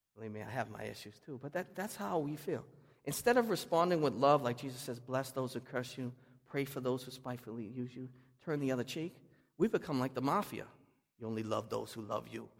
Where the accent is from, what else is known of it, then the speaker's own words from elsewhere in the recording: Boston, Massachusetts, United States; I'm from Boston